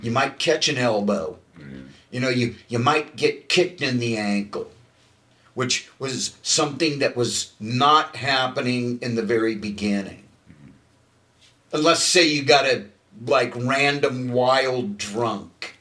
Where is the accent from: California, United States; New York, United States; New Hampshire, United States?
California, United States; Hermosa Beach; I grew up in Hermosa Beach